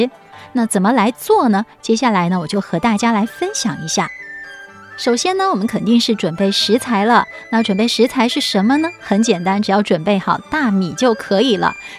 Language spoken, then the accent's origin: Chinese; Yongding, Fujian, China; moved away; 我要带着各位朋友到我的老家去体验一下呢，在过年期间的一道非常特别的美食，它的名字叫做发板。谈到发板呢，是我们客家人过年啊常吃的一个糕品。